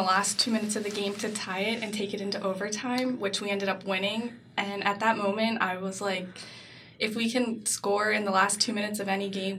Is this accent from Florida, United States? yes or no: no; Dauphin, Pennsylvania, United States; I'm from Dauphin, Pennsylvania, which is right outside of Harrisburg.